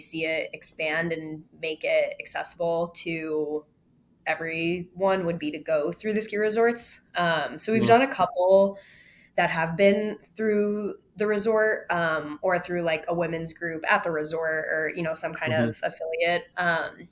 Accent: Vermont, United States; My sister and I grew up skiing in Vermont

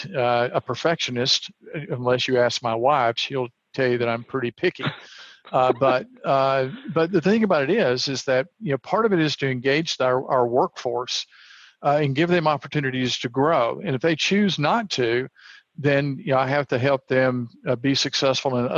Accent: the South, United States; I was raised in the South

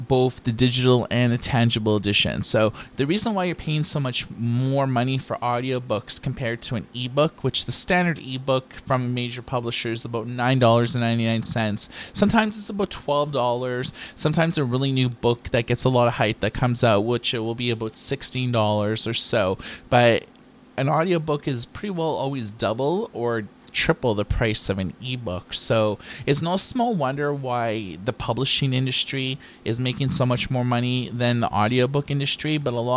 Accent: Thunder Bay, Ontario, Canada; now in Vancouver, Canada; I grew up in Ontario, though, in a small town called Thunder Bay

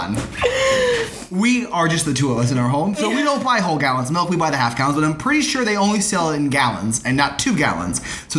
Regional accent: outside Daytona Beach, Florida, United States; I grew up in the suburbs of the east coast of Florida outside of Daytona Beach, much closer to what I think this area is like.

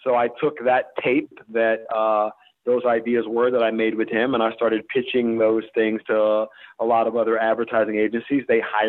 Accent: Mobile, Alabama, United States; born there; also born or lived in Greenville / Tallahassee; I was born in Mobile, Alabama.

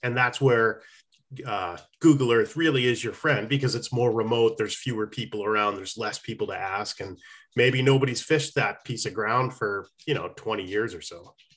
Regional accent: New Hampshire, United States; growing up in New Hampshire, there was this little teeny stream

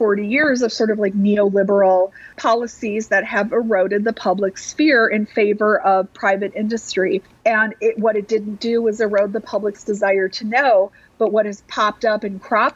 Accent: Madison, Wisconsin, United States; cities like mine — I come from Madison, Wisconsin, 250,000 people.

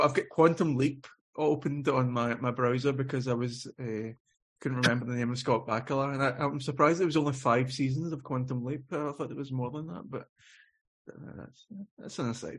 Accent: Scotland, United Kingdom; moved away; I'm living away from Scotland

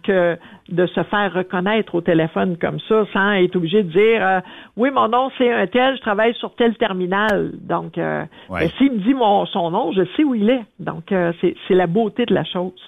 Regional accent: Sherbrooke, Quebec, Canada; moved away; also born or lived in Abitibi; je suis originaire de Sherbrooke

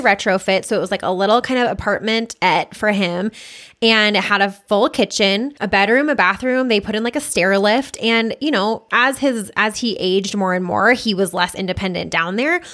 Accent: Boulder, Colorado, United States; I was born and raised in Boulder

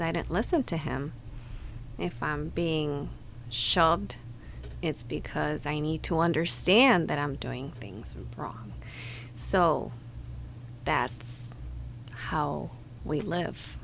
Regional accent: Mexico; moved away as an adult; And I grew up in Mexico, and until I moved here a year ago

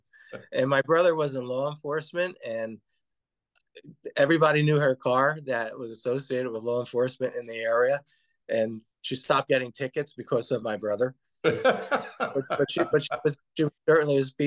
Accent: Paterson, New Jersey, United States; now in Woodland Park, United States; I was born in Paterson, New Jersey

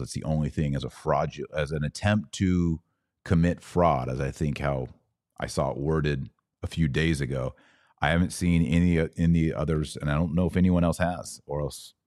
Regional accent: Texas, United States; I'm from Texas

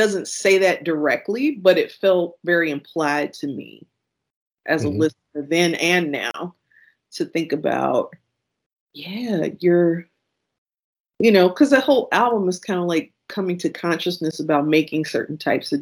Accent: Kankakee, Illinois, United States; I grew up in Kankakee, Illinois, and I grew up above my grandparents' tavern

